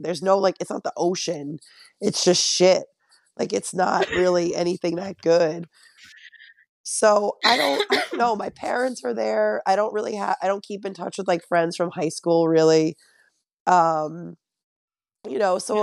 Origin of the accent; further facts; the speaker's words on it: Connecticut, United States; moved away as an adult; now in Long Island, United States; I'm from Connecticut